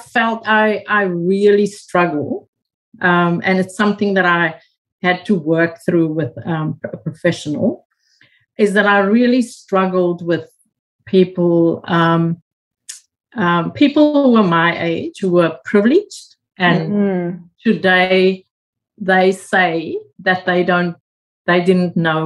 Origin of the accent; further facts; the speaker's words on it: South Africa; moved away as an adult; now in Australia; growing up in South Africa